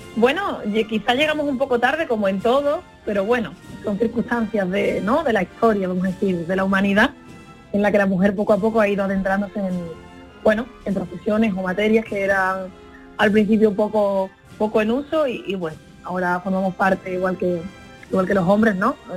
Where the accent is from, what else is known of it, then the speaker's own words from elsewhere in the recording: Seville, Andalusia, Spain; moved away as an adult; also born or lived in Paris, France; Aquí en Andalucía y sobre todo en, en los pueblos de donde yo vengo, en Sevilla